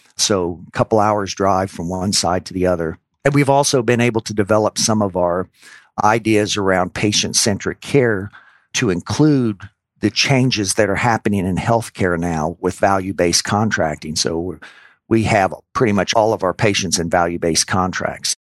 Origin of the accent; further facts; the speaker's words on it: New Orleans, Louisiana, United States; moved away as an adult; also born or lived in Indiana; I grew up in New Orleans, Louisiana.